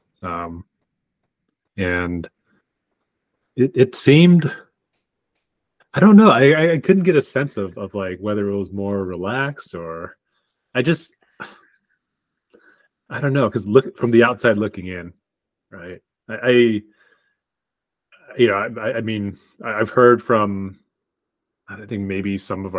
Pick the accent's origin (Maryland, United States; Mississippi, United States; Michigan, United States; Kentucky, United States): Michigan, United States; Lansing; moved away as an adult; also born or lived in Arkansas; now in Irvine, United States; growing up in Michigan